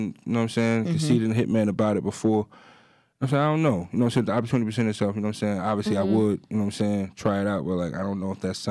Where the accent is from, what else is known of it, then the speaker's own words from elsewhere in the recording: New Jersey, United States; we come from Jersey